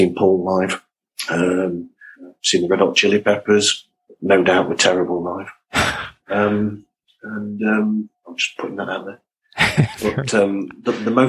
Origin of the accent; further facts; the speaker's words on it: England, United Kingdom; I'm a Brit